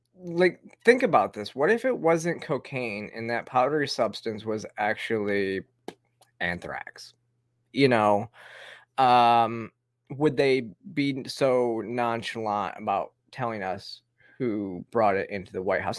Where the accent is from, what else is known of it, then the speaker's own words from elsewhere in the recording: Flint, Michigan, United States; now in Georgia, United States; I grew up, uh, with well water outside of Flint